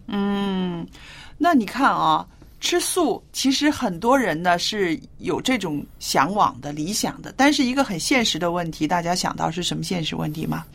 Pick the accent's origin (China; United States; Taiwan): China; northern China; moved away; 我记得我小时候住在中国北方的时候